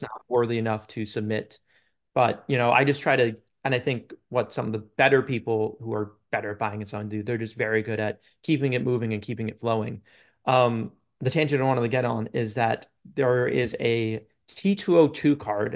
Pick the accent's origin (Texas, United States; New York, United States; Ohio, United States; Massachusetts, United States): New York, United States; Long Island; I'm from Long Island, New York